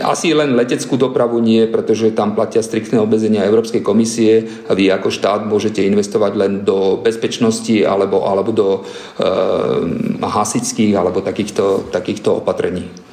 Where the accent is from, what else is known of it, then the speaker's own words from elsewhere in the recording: eastern Slovakia, Slovakia; som východného Slovenska